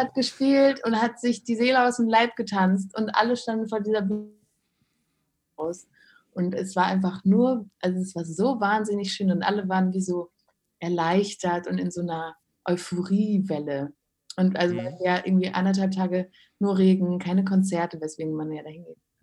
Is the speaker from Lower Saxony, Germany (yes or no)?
no; Krefeld, North Rhine-Westphalia, Germany; Ich ja, komme ja daher vom Niederrhein. Aber, Echt? Ja. Ähm, ich bin in Krefeld zur Schule gegangen.